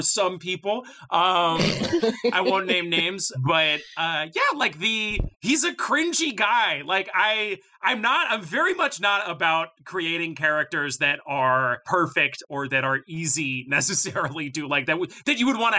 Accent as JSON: {"language": "English", "town": "Boulder", "region": "Colorado", "country": "United States", "tie": "born or raised there", "said": "I grew up in Boulder."}